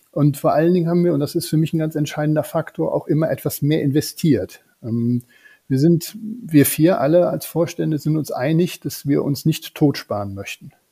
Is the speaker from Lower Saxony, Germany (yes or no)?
no; North Rhine-Westphalia, Germany; Rheinländer im tiefsten Herzen, gehen wir mal jetzt ehrlich zu. Ich glaube, diesen genetischen Defekt wird man so schnell nicht wieder los.